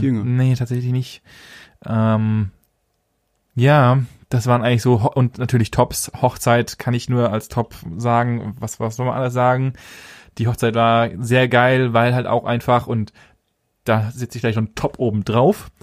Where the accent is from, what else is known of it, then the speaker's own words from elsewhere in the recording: Germany; bei uns bei uns in Deutschland